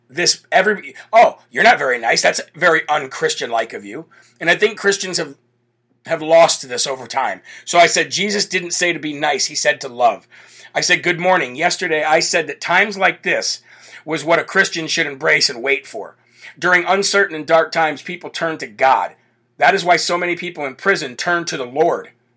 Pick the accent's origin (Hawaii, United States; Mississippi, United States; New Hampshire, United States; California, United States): New Hampshire, United States; New Hampshire, right here in my home state